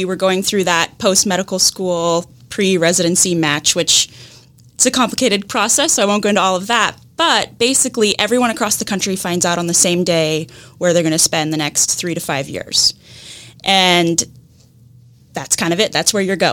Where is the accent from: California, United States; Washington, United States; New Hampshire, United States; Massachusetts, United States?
Washington, United States; Seattle; moved away as an adult; now in Jacksonville, United States; I'm from Seattle. So we moved from Seattle to here.